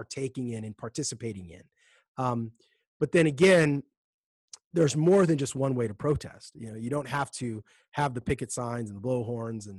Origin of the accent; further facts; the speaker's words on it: United States; as Americans